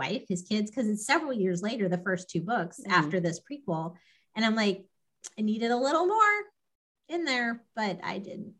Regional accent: Los Alamos, New Mexico, United States; moved away; I grew up in Los Alamos. My dad worked at the laboratory

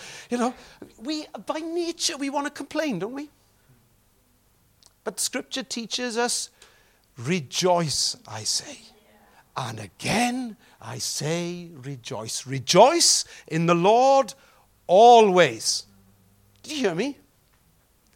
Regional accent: Welsh, Wales, United Kingdom; Don't we mourn as Welsh people

